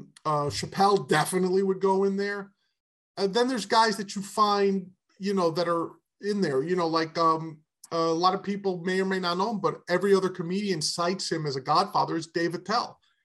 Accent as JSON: {"language": "English", "region": "New York", "country": "United States", "tie": "born or raised there", "said": "I grew up in New York in the 70s, which was a waste town."}